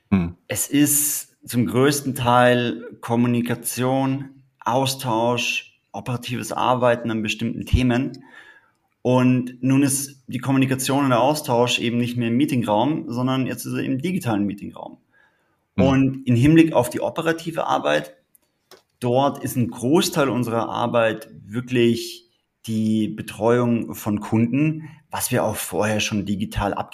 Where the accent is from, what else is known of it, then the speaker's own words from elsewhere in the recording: Tyrol, Austria; ursprünglich komme ich aus Tirol. Dort habe ich auch meine Liebe zu den Bergen erlernt